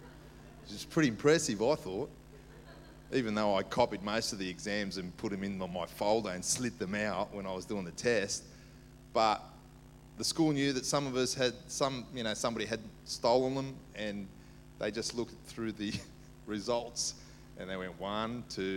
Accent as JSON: {"language": "English", "town": "Sydney", "region": "New South Wales", "country": "Australia", "tie": "born or raised there", "also_born_or_lived": "Cyprus", "said": "I was brought up in the inner west, Dulwich Hill, Marrickville. Went to Dulwich High"}